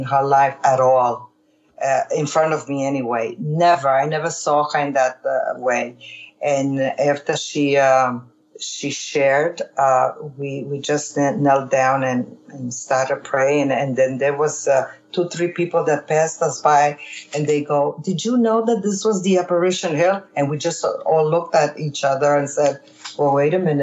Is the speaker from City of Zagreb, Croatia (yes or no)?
no; Susak, Primorje-Gorski Kotar County, Croatia; moved away; the island where I was born in Susak, Croatia